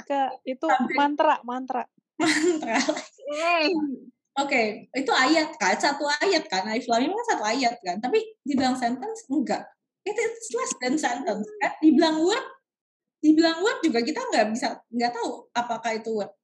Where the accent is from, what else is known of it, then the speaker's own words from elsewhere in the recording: Indonesia; kita di Indonesia kita bilangnya ayat dan surat